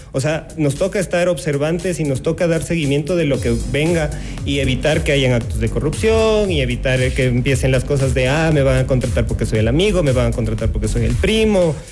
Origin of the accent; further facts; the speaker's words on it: Quito, Pichincha, Ecuador; Como buenos ecuatorianos, como buenos quiteños